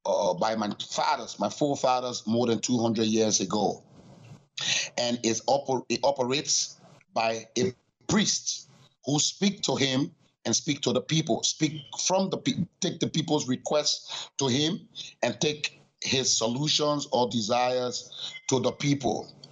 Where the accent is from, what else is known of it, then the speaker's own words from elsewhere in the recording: Liberia; Well, my father was supposed to be the priest from the Kran tribe. I am from the sect of the Kran tribe called Chukong.